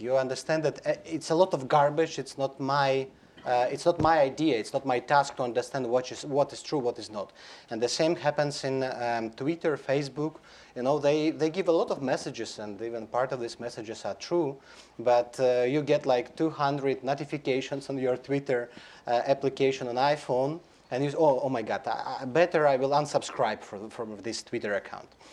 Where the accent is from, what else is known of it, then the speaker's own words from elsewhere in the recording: Belarus; We in Belarus, I'm from Belarus